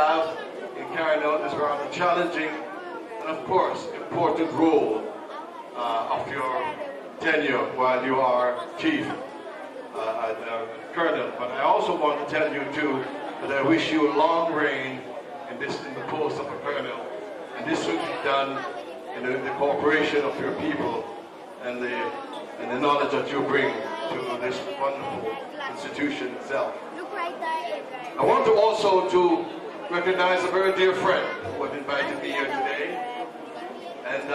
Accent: Jamaica; also born or lived in Scarborough, Ontario, Canada; now in Toronto, Canada; I was born in Jamaica, so most people ask me if I'm Jamaican

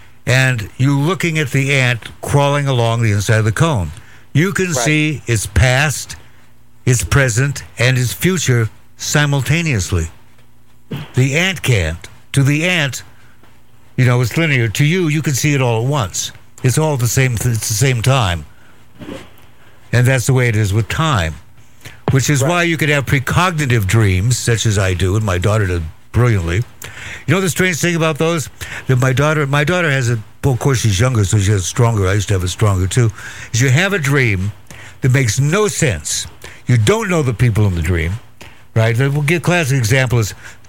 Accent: Walla Walla, Washington, United States; Walla Walla, Washington.

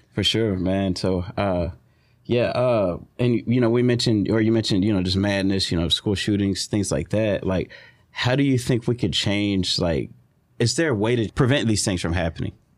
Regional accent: Southeast Texas, United States; we're from Southeast Texas

